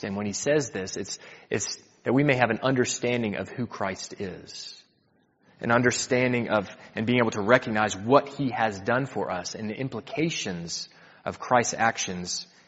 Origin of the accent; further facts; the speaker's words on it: United States; I'm from the States